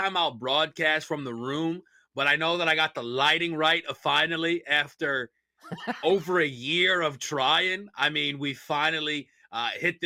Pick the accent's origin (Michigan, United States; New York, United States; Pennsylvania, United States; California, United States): New York, United States; New York City; I'm from Queens, not the city